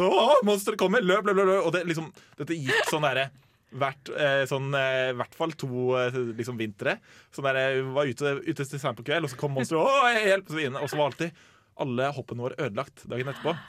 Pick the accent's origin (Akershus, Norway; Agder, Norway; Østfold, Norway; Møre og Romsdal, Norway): Akershus, Norway; Asker; i den gata som jeg vokste opp i, Eh, hjemme i Asker